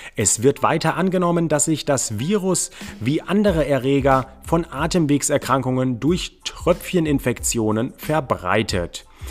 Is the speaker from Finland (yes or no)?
no; Germany; bei uns in Deutschland